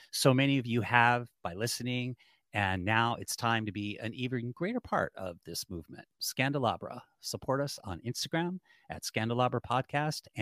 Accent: Cleveland, Ohio, United States; also born or lived in North Carolina; now in Los Angeles, United States; Like people say, "Where are you from?" And now I don't say I'm from Cleveland, or even I go home to North Carolina. I say I'm in LA.

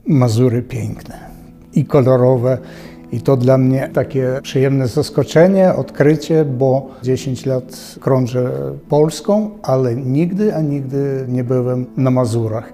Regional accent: Kremenets, Ternopil Oblast, Ukraine; moved away; also born or lived in Lithuania; ja urodziłem się na samym południu Wołynia, to znaczy w Krzemieńcu

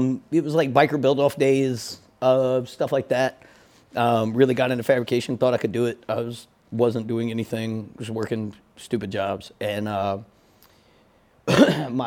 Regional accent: Bogalusa, Louisiana, United States; also born or lived in Texas / Virginia; now in Amissville, Virginia, United States; I was actually born in Texas, but we left when I was really young, and I grew up in Bogalusa, Louisiana, and from there, bounced back and forth from Virginia to Louisiana.

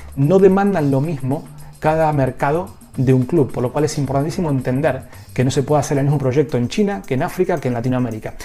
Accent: Argentina; yo soy de Argentina

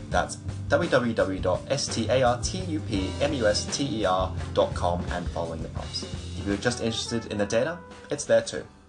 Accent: Wollongong, New South Wales, Australia; I'm from Wollongong, a small town, or if some like to call it a city, situated on the south of Sydney.

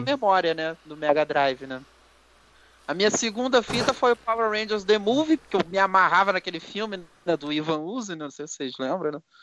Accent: Petrópolis, Rio de Janeiro, Brazil; eu sou de Petrópolis, RJ

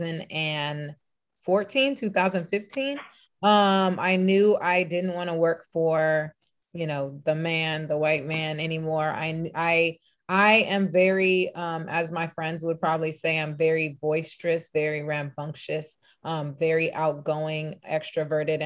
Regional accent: Los Angeles, California, United States; I'm born and raised in Los Angeles. Actually, LA people would say the Valley, 818 San Fernando Valley

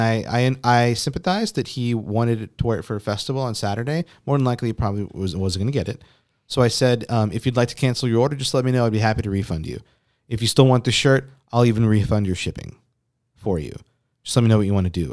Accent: Texas, United States; we're from Texas

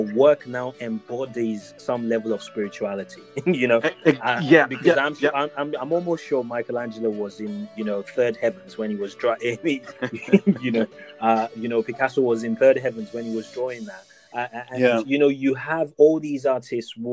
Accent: Lagos, Nigeria; growing up in Lagos, Nigeria

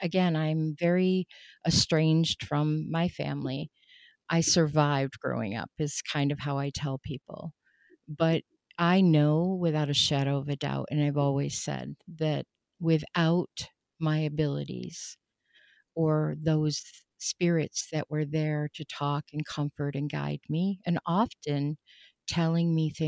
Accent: Rochester, New York, United States; born there; I was born in Rochester, New York, 1963. We moved several times in my life.

